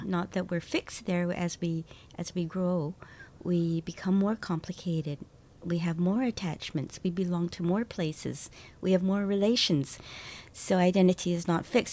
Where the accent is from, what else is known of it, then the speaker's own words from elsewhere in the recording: Canada; I'm Chinese Canadian